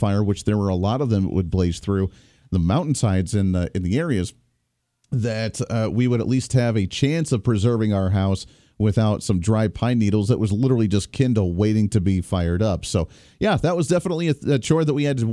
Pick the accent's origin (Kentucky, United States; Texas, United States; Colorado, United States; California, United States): Colorado, United States; now in Kansas, United States; I grew up in Colorado